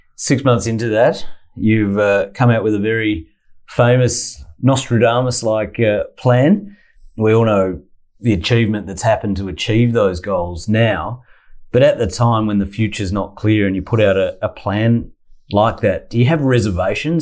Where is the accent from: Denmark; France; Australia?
Australia; Adelaide, South Australia; moved away as an adult; I'm from Adelaide, and yeah. I, I, left on about my 19th birthday and got out of there.